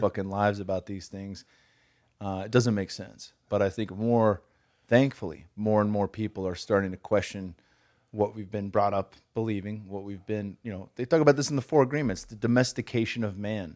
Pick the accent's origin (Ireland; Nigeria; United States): United States; California; I'm from California